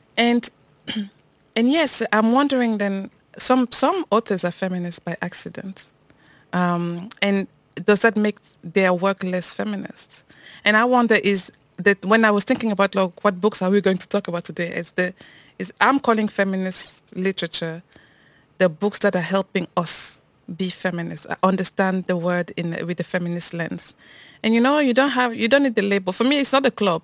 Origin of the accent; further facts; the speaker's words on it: Cameroon; moved away; also born or lived in France; I grew up in Cameroon